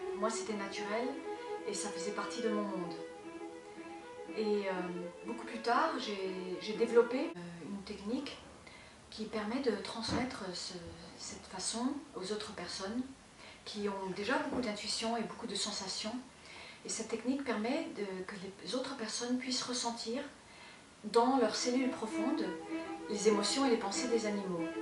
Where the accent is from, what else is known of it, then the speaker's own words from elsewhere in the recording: Formentera, Balearic Islands, Spain; moved away; also born or lived in United States; Je suis née dans, aux États-Unis et j'étais élevée dans une île en Espagne qui s'appelle Formentera, dans les Baléares. Et on était dans une ferme.